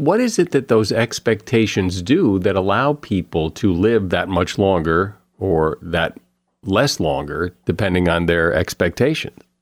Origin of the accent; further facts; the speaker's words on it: Connecticut, United States; I grew up in the Northeast in Connecticut